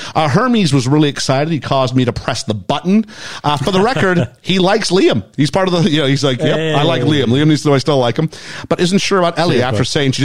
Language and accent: English; Canada; moved away as an adult; now in United Kingdom; I'm Canadian